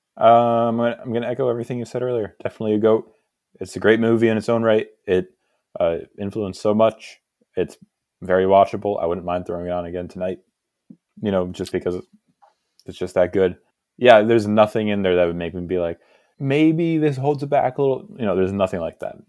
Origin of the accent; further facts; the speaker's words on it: Hudson Valley, New York, United States; moved away as an adult; now in Pennsylvania, United States; I was born in New York, lived in New York until I was twenty